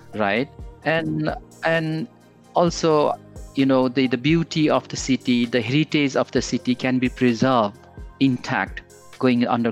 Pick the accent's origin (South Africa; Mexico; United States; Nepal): Nepal; Kathmandu, Bagmati; moved away as an adult; now in United Kingdom; I was born and raised in Kathmandu. I almost like spend my 25, 27 years of my, you know, birth that years I spent there.